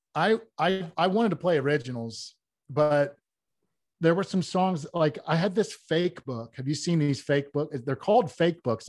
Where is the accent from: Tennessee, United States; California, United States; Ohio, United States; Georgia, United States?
Ohio, United States; Wooster; I was born in Worcester, Ohio